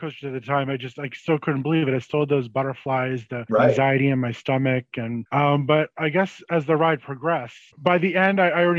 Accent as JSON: {"language": "English", "region": "New England", "country": "United States", "tie": "born or raised there", "said": "I came from the Northeast. So the New England area."}